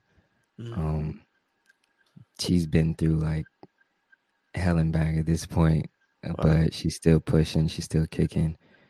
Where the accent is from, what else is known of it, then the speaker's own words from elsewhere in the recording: Milwaukee, Wisconsin, United States; now in Tucson, United States; I grew up in Milwaukee, Wisconsin, so that city is, it's my home.